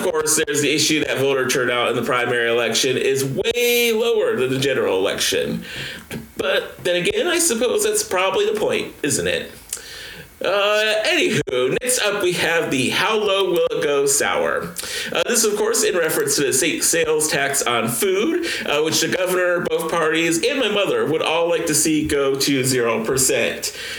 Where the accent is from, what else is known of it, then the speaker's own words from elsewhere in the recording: Topeka, Kansas, United States; a special shout out to my hometown.